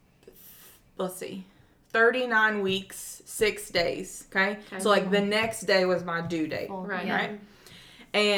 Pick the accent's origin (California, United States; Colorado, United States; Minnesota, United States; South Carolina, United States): South Carolina, United States; moved away as an adult; also born or lived in Nicaragua; I'm from South Carolina